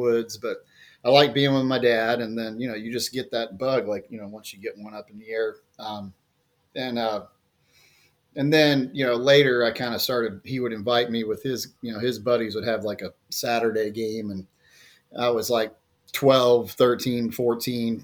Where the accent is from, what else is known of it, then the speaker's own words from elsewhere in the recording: Jacksonville, Florida, United States; I actually just moved back to Jacksonville, Florida, at the beaches here just a few months ago, and that's where I grew up